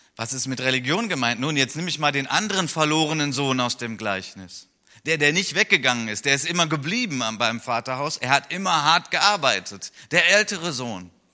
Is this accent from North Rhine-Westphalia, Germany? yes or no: yes; Wuppertal, North Rhine-Westphalia, Germany; in Wuppertal ist, in meiner Heimatstadt